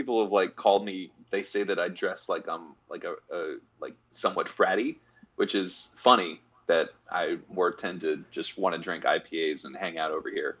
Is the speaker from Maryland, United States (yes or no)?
no; Charleston, South Carolina, United States; now in Charlotte, United States; I'm from Charleston, actually.